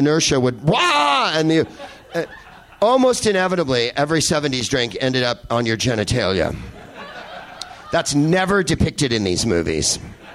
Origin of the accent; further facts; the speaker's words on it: San Carlos, California, United States; I grew up in San Carlos, California, which is the whitest place on the face of Earth